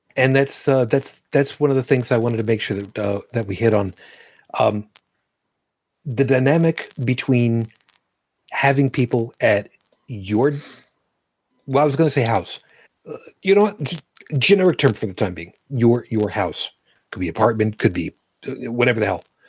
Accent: New York City, New York, United States; moved away; also born or lived in Trenton, New Jersey; I was born in Brooklyn

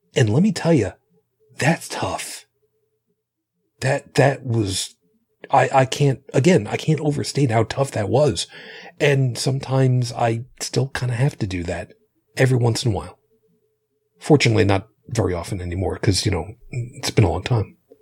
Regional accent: Long Island, New York, United States; When I was growing up on Long Island

